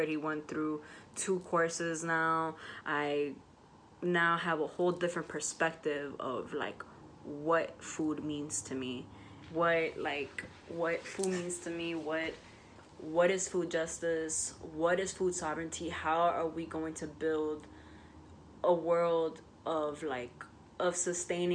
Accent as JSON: {"language": "English", "town": "New York City", "region": "New York", "country": "United States", "tie": "born or raised there", "said": "where I grew up in the South Bronx"}